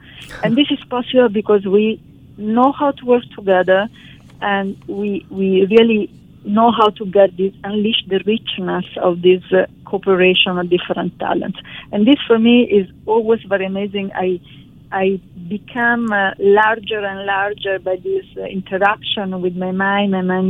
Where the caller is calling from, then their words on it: Paris, Île-de-France, France; I'm talking from Paris, still in a summer mood, and I'm really happy to join you today.